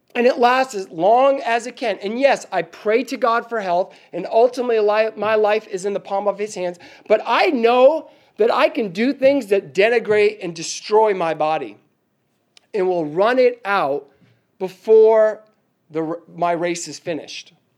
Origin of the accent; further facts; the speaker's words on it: Northeast, United States; moved away; I'm from the Northeast